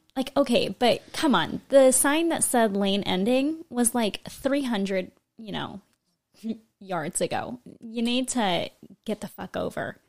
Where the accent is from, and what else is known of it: California, United States; born or raised there